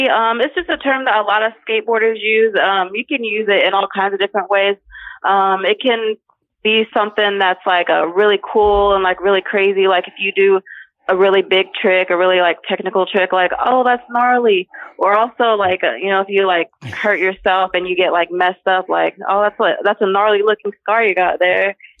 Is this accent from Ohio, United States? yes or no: yes; Ohio, United States; Yes, I was. Yep. Lived here my entire life.